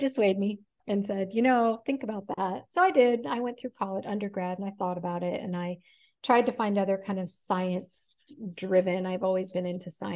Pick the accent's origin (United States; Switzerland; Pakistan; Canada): United States; Oregon; I grew up in Oregon. So part of it was coming back to Oregon. I felt comfortable living here.